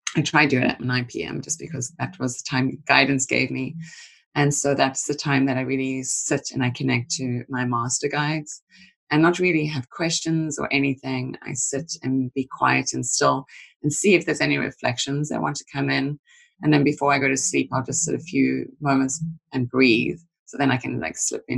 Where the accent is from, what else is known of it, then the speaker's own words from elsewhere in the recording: South Africa; moved away; since a child, growing up in South Africa, I was fortunate to kind of grow outside of the main city areas